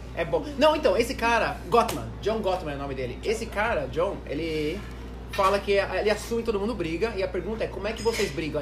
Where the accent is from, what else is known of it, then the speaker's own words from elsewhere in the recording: Brazil; por ser brasileiro